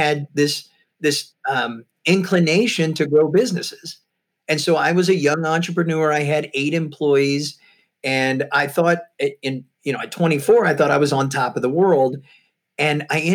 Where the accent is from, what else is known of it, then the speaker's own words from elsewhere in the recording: Missouri, United States; moved away; also born or lived in Tampa, Florida / San Francisco; I'm from Missouri, and I'm from a really small farming community